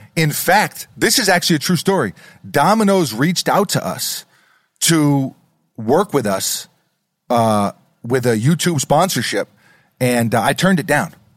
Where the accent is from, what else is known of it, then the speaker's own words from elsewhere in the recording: New York City, New York, United States; I'm from New York City